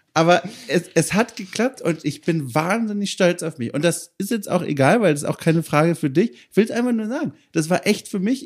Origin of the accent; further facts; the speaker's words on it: Southern Germany, Germany; moved away as an adult; also born or lived in Berlin; now in Hamburg, Germany; ich komme ja aus Süddeutschland